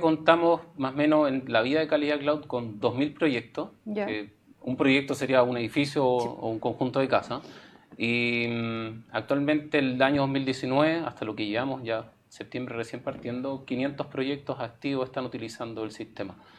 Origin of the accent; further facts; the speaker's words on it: Chile; como cultura chilena